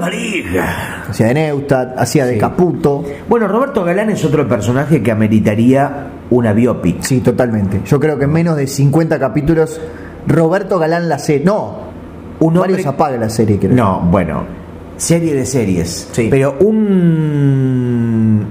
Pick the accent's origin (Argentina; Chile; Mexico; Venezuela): Argentina; Los argentinos